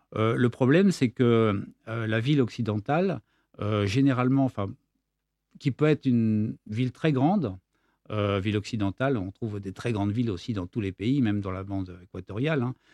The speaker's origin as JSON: {"language": "French", "town": "Versailles", "region": "Île-de-France", "country": "France", "tie": "born or raised there", "moved": "yes", "lives_now": "Nîmes, France", "said": "Je suis né à Versailles"}